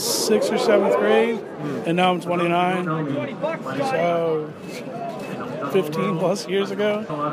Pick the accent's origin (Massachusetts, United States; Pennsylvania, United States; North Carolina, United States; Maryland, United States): Maryland, United States; From Maryland, actually.